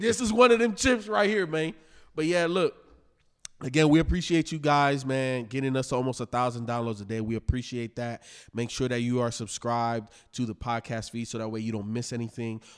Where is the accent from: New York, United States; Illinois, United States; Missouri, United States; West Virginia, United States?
Illinois, United States; Chicago; I am from Chicago